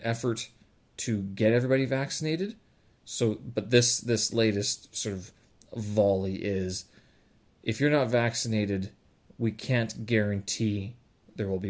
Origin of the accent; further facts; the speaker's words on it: Canada; now in China; I were to go back to Canada